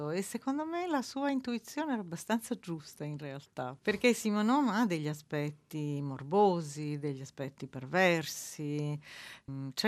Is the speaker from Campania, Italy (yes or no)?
yes; Naples, Campania, Italy; born there; io sono nata a Napoli